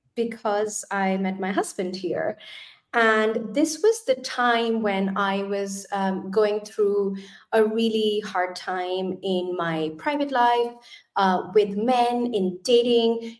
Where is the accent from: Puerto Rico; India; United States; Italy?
India; moved away as an adult; now in Germany; I actually come from India. So I was born and brought up in India.